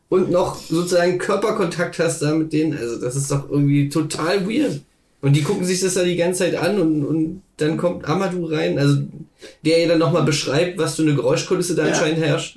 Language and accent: German; Magdeburg, Saxony-Anhalt, Germany; moved away; wo ich herkomme